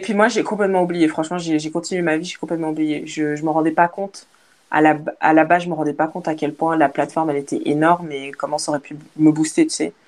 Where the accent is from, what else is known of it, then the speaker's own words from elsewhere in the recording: Liège, Wallonia, Belgium; moved away as an adult; also born or lived in Africa / Portugal / Australia; now in Spain; je suis née en Afrique, mais j'ai vécu en Belgique et puis maintenant je voyage